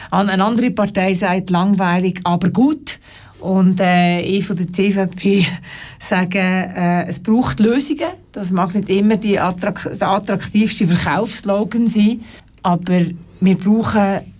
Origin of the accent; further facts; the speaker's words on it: Aargau, Switzerland; Ich komme aus dem sogenannten Leuthard Land weil meine Heimat ist die, die auch Doris Leuthardt hat aus dem Freiamt.